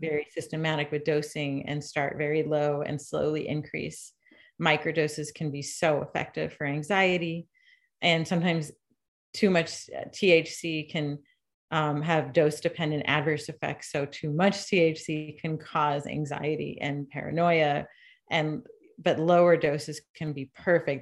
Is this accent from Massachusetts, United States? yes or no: yes; Shutesbury, Massachusetts, United States; also born or lived in New York City; I'm from Shutesbury outside of Amherst, which is a little hill town, a wooded hill town with I grew up on a dirt road